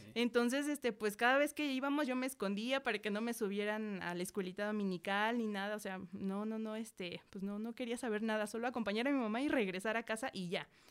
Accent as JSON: {"language": "Spanish", "town": "Metepec", "region": "State of Mexico", "country": "Mexico", "also_born_or_lived": "San Agustín Mextepec", "said": "Soy de Metepec"}